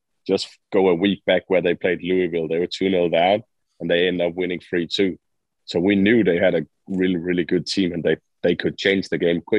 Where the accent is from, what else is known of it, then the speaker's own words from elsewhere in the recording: Aalborg, North Denmark Region, Denmark; moved away as an adult; also born or lived in Orange County, California; I am from Aalborg. I'm raised and born here, born and raised